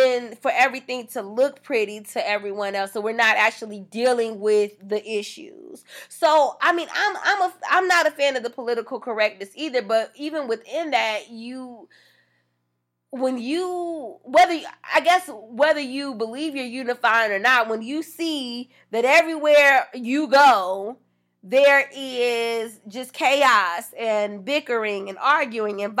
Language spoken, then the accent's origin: English; United States